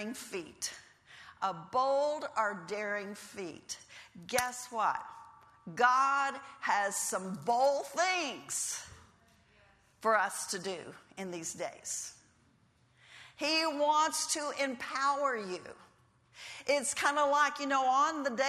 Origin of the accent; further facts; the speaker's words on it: Texas, United States; we lived in Texas. I'm from Texas.